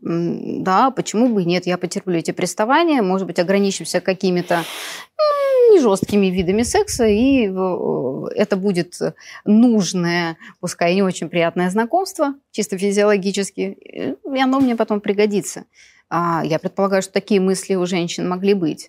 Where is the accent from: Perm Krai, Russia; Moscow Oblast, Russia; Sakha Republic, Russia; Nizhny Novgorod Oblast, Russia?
Perm Krai, Russia; Perm; moved away as an adult; now in Moscow, Russia; Я жила в Перми, закончила школу золотой медалью